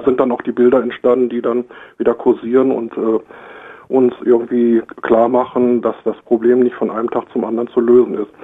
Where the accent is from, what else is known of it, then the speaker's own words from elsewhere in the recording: Germany; bei uns in Deutschland